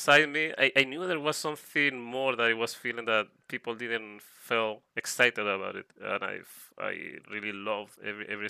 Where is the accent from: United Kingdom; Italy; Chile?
Chile; first language Spanish; English is a second language; I'm an artist, a TF artist from South America, especially from Chile